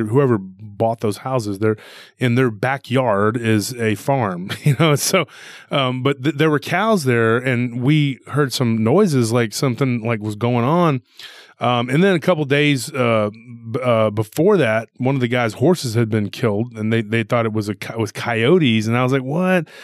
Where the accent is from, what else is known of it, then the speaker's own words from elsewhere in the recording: hometown near Austin, Texas, United States; now in Austin, United States; in the Hispanic culture where I'm from